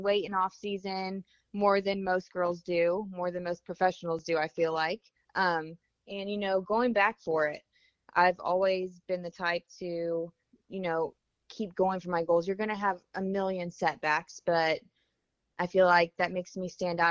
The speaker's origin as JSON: {"language": "English", "town": "Lake Wales", "region": "Florida", "country": "United States", "also_born_or_lived": "Gainesville, Florida", "moved": "yes", "lives_now": "St. Augustine, United States", "said": "I am from Lake Wales, Florida. It's a small town down south."}